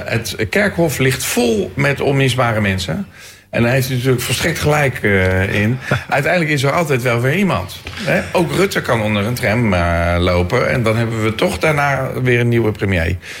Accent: Leiden, South Holland, Netherlands; Leiden, mijn geboortestad

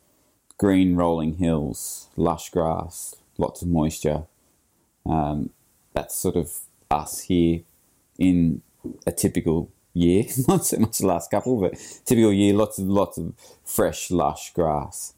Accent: Kiama, New South Wales, Australia; Growing up in Australia

